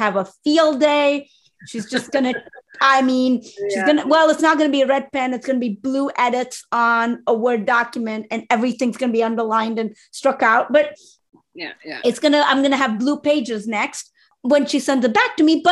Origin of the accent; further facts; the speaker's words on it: India; I'm Indian Muslim